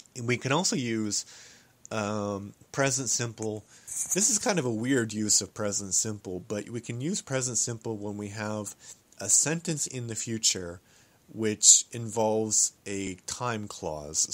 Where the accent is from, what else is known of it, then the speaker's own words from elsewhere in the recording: Canada; I am a Canadian